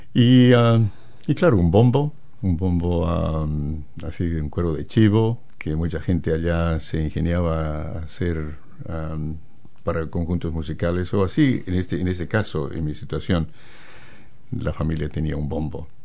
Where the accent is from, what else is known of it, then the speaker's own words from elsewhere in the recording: La Paz, Bolivia; moved away as an adult; also born or lived in Santa Cruz, Bolivia; now in New Zealand; yo nací en las montañas, en La Paz, la capital de Bolivia. Y allí me, me eduqué